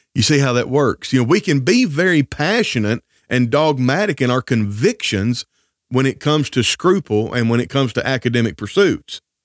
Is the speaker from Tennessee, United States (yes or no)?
yes; Northwest Tennessee, United States; I grew up in the South in Northwest Tennessee